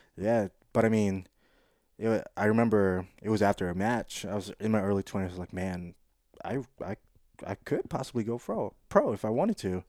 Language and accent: English; Quezon City, Metro Manila, Philippines; moved away; also born or lived in South Side, Hawaii, United States; growing up in the Philippines, I was in the biggest metropolitan area called Quezon City